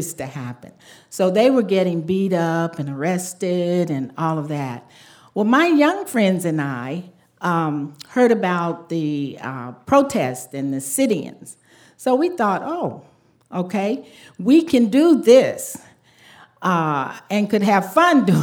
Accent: Jackson, Mississippi, United States; My brother and I were born and raised in Jackson, Mississippi during Jim Crow.

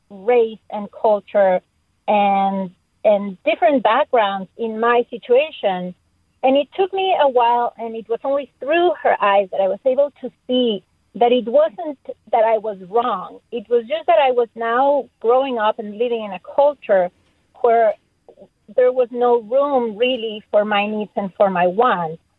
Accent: Mexico; English is a second language; moved away as an adult; now in United States; Um, I moved here from Mexico about 15 years ago. We never speak about race in Mexico.

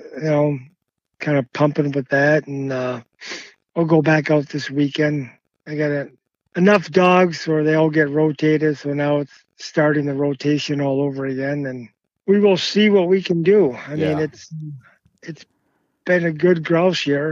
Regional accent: Massachusetts, United States; moved away; also born or lived in Maine; I grew up in Massachusetts at first, had dogs all my life

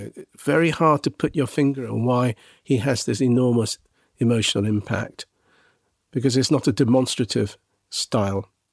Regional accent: England, United Kingdom; I was a Japanese boy growing up in England

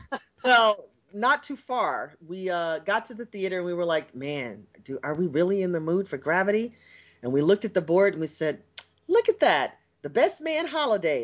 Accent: United States

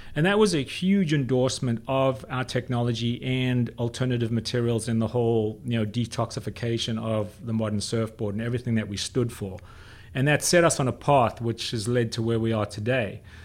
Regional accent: South Africa; I grew up in South Africa

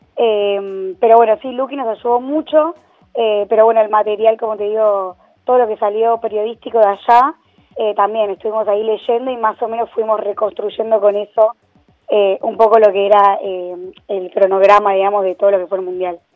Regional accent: Argentina; como argentinos y como país futbolero

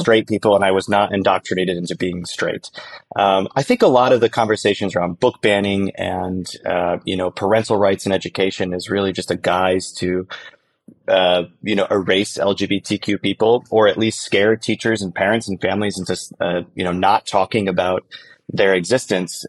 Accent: northern Michigan, United States; I sold out my hometown, which was very humbling. Six hundred seventy-five people in northern Michigan

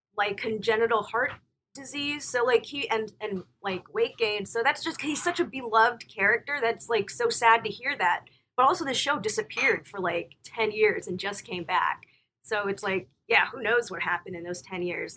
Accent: Florida, United States; moved away; I grew up in Florida

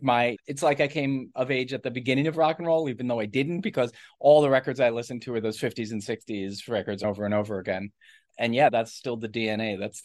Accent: New Jersey, United States; also born or lived in New York City; I grew up in New York City, and then we moved to Jersey when I was 5 or 6, so basically Jersey.

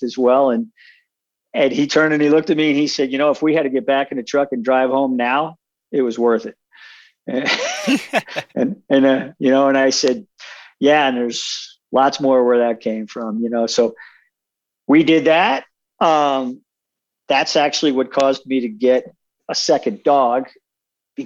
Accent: Long Island, New York, United States; moved away as an adult; now in Wyoming, United States; when I was growing up on Long Island

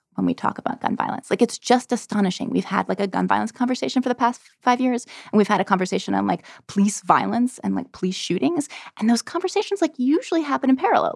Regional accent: Connecticut, United States; moved away; I came from Connecticut

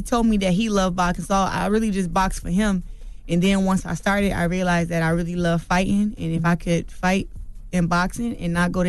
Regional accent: Flint, Michigan, United States; Flint, Michigan.

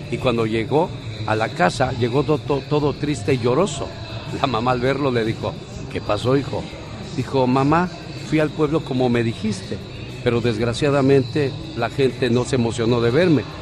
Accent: León, Guanajuato, Mexico; born there; Nací en León, Guanajuato.

